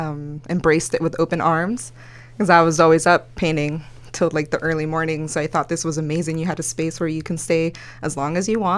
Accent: Los Angeles, California, United States; first language Spanish; English is a second language; also born or lived in El Salvador; I am a Los Angelinos, born and raised in Northeast LA. I went to high school in Eagle Rock High.

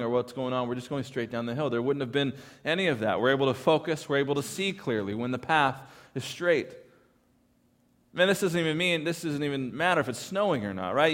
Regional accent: California, United States; I am from California

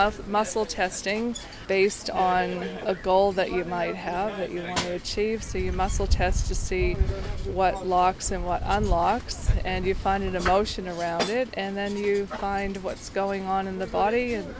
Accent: Boston, Massachusetts, United States; moved away as an adult; now in Byron Bay, Australia

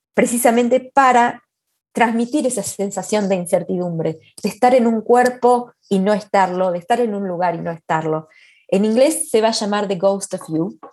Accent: Argentina; moved away as an adult; also born or lived in Vancouver, Canada; now in Edmonton, Canada; me he pasado la mitad de mi vida en Argentina, menos de la mitad de mi vida en Argentina y un poquito más de la mitad de mi vida en Canadá

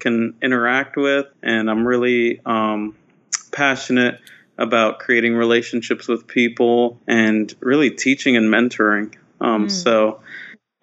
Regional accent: New Brunswick, New Jersey, United States; I grew up in New Brunswick, New Jersey, which is basically a college town in a way

